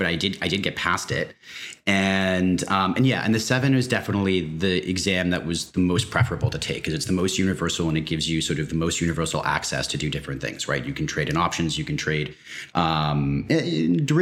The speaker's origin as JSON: {"language": "English", "town": "New York City", "region": "New York", "country": "United States", "tie": "born or raised there", "also_born_or_lived": "West Coast of the United States", "moved": "as an adult", "said": "I grew up in and around New York City"}